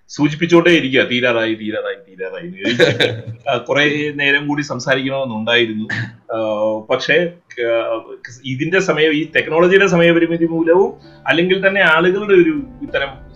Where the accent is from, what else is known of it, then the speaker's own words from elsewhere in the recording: Kottayam, Kerala, India; ഞാനൊരു കോട്ടയംകാരൻ ആയതുകൊണ്ട്